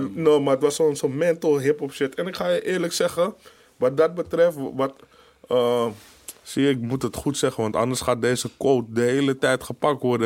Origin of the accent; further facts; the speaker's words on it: Amsterdam, North Holland, Netherlands; ik als echte Amsterdammer